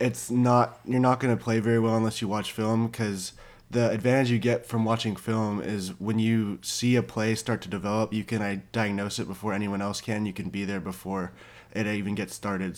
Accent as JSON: {"language": "English", "area": "Orange County", "region": "California", "country": "United States", "tie": "born or raised there", "said": "I was born and raised in Orange County, California"}